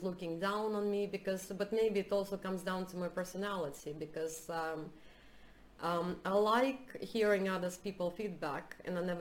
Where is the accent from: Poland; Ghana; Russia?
Russia; also born or lived in United States; now in Sweden; I'm from Russia